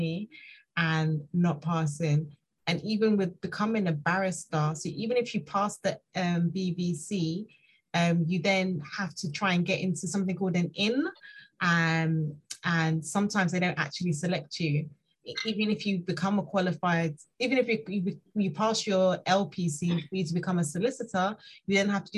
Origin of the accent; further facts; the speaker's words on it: Nigeria; now in United Kingdom; I'm Nigerian